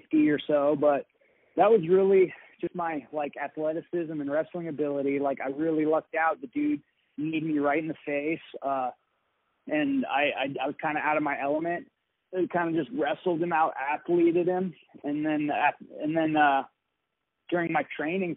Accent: Nikiski, Alaska, United States; I'm actually from Nikiski. I'm Kenai Peninsula.

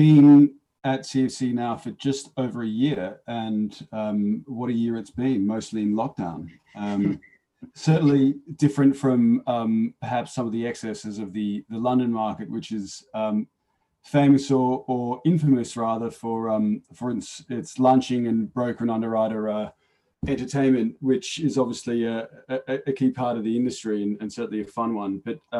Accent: Melbourne, Victoria, Australia; also born or lived in Sydney; Well, I'm from Melbourne originally and spent a good 4 years in Sydney, so know them both well.

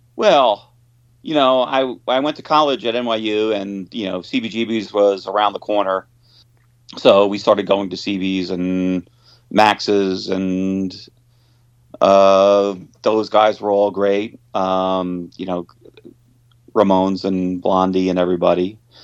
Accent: Long Island, New York, United States; now in New York City, United States; I was born on Long Island

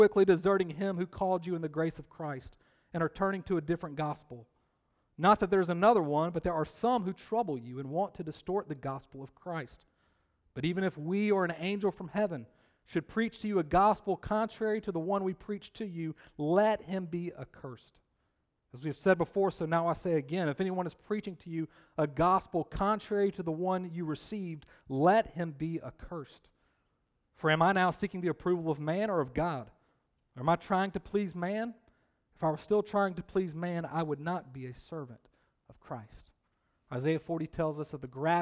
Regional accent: Columbus, Georgia, United States; moved away as an adult; now in Triangle area, United States; growing up in Columbus, Georgia, I did attend many Columbus Cottonmouth hockey games

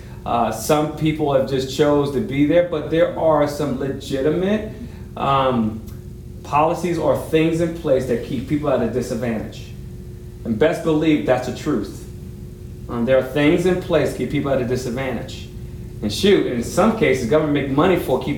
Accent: New York, United States; I grew up in New York

